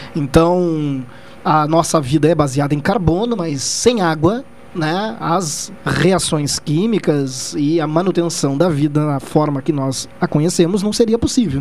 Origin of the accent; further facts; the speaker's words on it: Pelotas, Rio Grande do Sul, Brazil; eu moro em Pelotas, sou pelotense